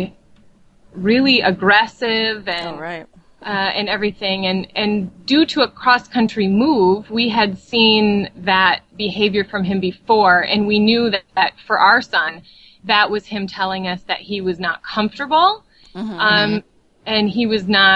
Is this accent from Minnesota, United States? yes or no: yes; Burnsville, Minnesota, United States; I am from Burnsville, which is a suburb of Minneapolis, Minnesota.